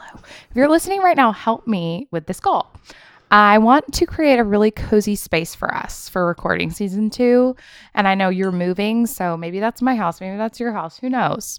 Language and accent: English; Memphis, Tennessee, United States; now in Charlotte, United States; I want to go to Memphis with her. That's my hometown